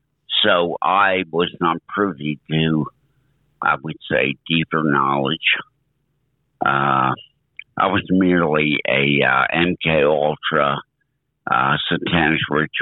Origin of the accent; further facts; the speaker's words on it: Arden, Delaware, United States; also born or lived in Philadelphia, Pennsylvania; Well, I was born in 1956 in Philadelphia, and we lived in the suburbs of Philadelphia in Delaware County until I was 3. And then we moved to Arden, Delaware.